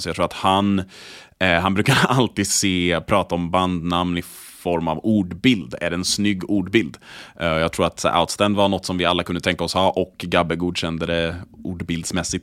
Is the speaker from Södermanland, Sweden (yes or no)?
no; Borås, Västra Götaland, Sweden; Borås där jag är uppvuxen.